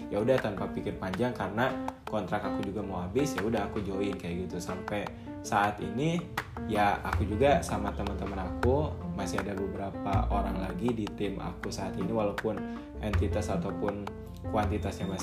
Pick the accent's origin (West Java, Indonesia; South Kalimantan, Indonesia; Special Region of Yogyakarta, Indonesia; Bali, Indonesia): West Java, Indonesia; walaupun mereka tuh orang Jawa mereka tuh seringnya ngomong bahasa Jawa aku tuh orang Sunda kayak gitu kita kadang komunikasi gak nyambung